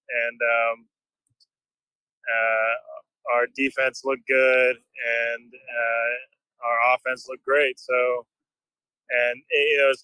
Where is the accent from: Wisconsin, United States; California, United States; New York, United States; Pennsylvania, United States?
California, United States; Fair Oaks; I'm from Fair Oaks.